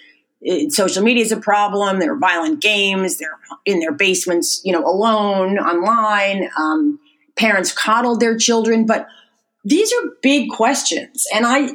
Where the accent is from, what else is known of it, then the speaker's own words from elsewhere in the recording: United States; I grew up right outside of New York City